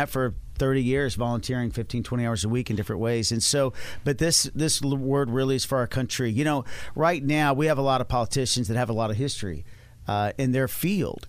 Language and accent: English; Dallas, Texas, United States; I'm from Dallas, Texas.